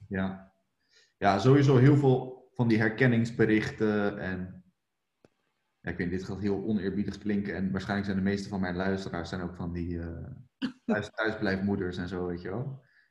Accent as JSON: {"language": "Dutch", "town": "Rotterdam", "region": "South Holland", "country": "Netherlands"}